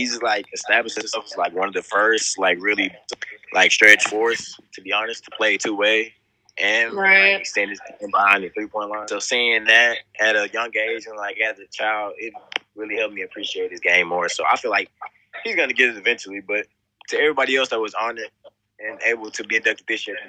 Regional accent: Beaumont, Texas, United States; now in Dallas, United States; I'm from Beaumont, Texas. Coming all the way from Dallas

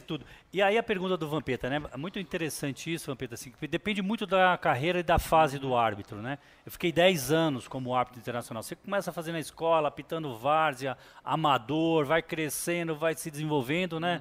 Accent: São Paulo, Brazil; also born or lived in Urandi, Bahia; vim para São Paulo com um ano de idade

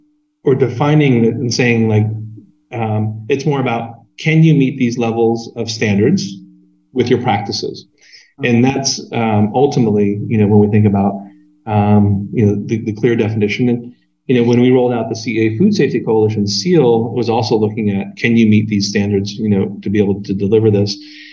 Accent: Pacific Northwest, United States; Hops, if you imagine this growing up in the Northwest

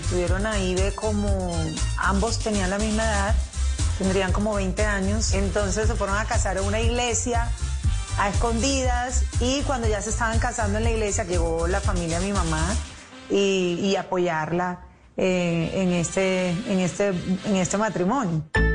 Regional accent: Cartagena, Bolívar, Colombia; moved away as an adult; also born or lived in Bogotá; Yo nací en Cartagena, Bolívar, eh, un 18 de noviembre

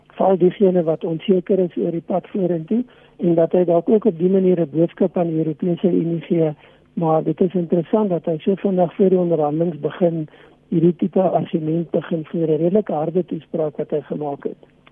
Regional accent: South Africa; ons as Suid-Afrikaners

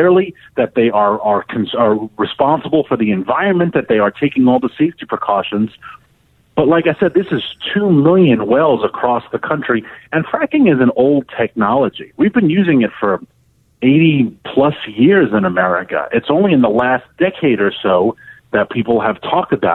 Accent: New York, United States; I am a New Yorker

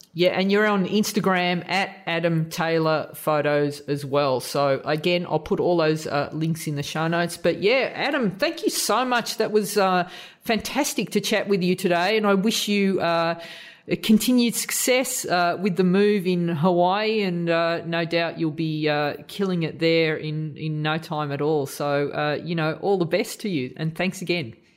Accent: Australia; as an Aussie

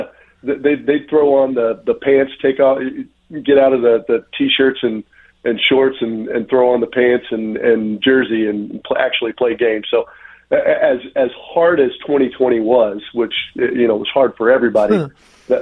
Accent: Indiana, United States; moved away; where I grew up in Indiana

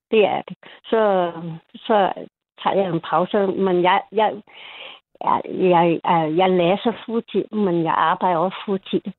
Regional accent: Hong Kong; Danish is a second language; Jeg kommer fra Hongkong.

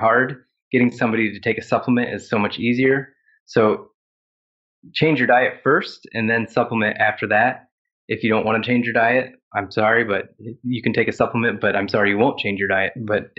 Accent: Ohio, United States; now in South Carolina, United States; And I grew up in Ohio, which is in the northern half of the United States.

